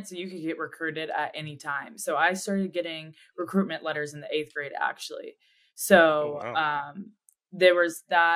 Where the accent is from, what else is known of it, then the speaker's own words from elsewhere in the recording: Magnolia, Texas, United States; moved away as an adult; now in Dallas, United States; I'm originally from Magnolia, Texas. It's just a little suburb in Houston, Texas